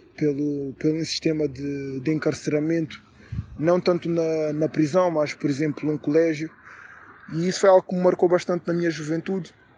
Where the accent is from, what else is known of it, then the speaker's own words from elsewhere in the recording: Portugal; moved away as an adult; also born or lived in Brazil; now in England, United Kingdom; sou cidadão português porque nasci em Portugal